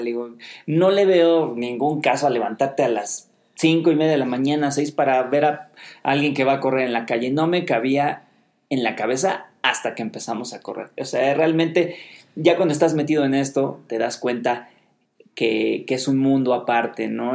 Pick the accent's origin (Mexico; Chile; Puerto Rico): Mexico; Mexico City; Nosotros somos de Ciudad de México, eh, acá en México